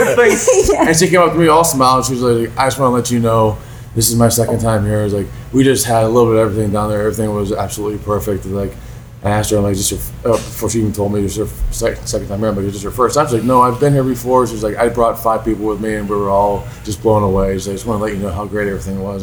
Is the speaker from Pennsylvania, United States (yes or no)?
yes; Pittsburgh, Pennsylvania, United States; growing up in Pittsburgh